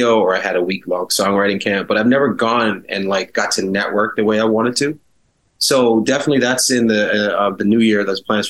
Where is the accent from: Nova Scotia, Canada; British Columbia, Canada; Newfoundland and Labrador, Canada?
Nova Scotia, Canada; Halifax; also born or lived in Toronto; I moved back to Halifax from Toronto when I was about 11 years old